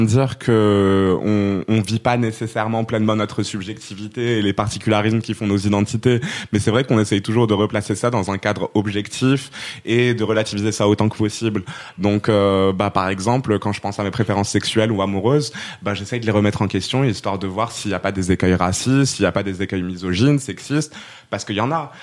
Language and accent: French; Rabat, Rabat-Salé-Kénitra, Morocco; also born or lived in Poitiers, France; now in Aubervilliers, France; à la base, je suis, euh, je suis marocaine, je viens de Rabat